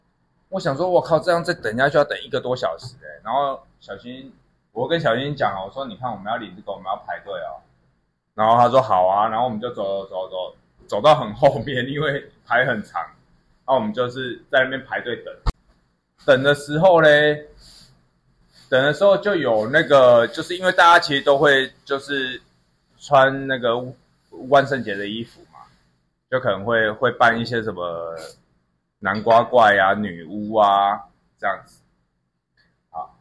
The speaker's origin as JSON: {"language": "Chinese", "region": "Taipei", "country": "Taiwan", "said": "我们台北人靠北，我在台北就讲说变色糖了啊。"}